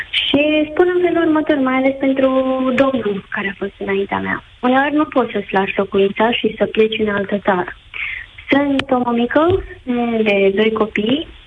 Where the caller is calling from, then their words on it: Bucharest, Romania; Vă sunt din București.